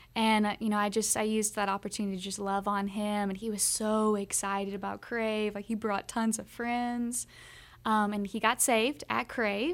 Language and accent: English; Kentucky, United States; we're from the South. We're from Kentucky, Bible Belt